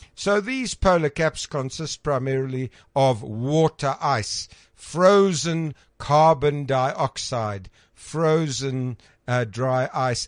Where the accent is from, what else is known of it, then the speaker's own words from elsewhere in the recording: Krugersdorp, Gauteng, South Africa; growing up in Krugersdorp and looking through my little telescope there at the planet Mars